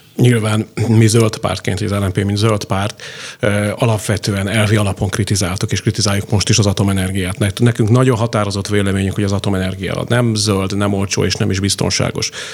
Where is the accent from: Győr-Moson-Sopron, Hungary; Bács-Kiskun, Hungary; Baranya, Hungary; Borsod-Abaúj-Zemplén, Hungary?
Baranya, Hungary; Pécs; én pécsiként